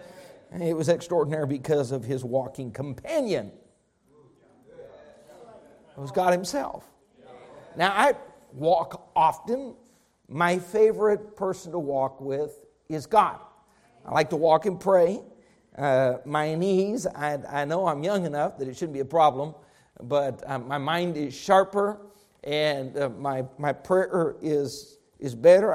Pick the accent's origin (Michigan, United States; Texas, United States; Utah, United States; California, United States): Texas, United States; I'm Texan in my DNA